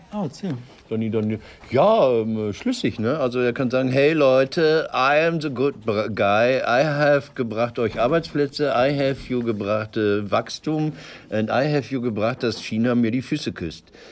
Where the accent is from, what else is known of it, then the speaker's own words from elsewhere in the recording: Marl, North Rhine-Westphalia, Germany; born there; Meine, meine Geburtsstadt Marl hat 90.000 Einwohner.